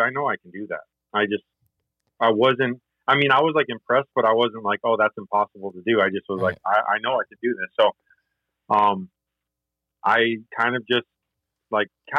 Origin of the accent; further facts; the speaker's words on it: Michigan, United States; I grew up in Michigan